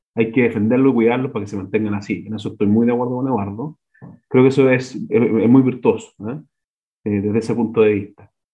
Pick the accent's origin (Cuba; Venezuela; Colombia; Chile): Chile; como chilenos